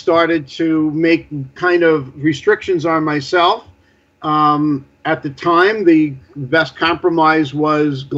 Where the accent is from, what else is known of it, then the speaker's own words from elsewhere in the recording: New York City, New York, United States; I grew up in the Bayside Whitestone area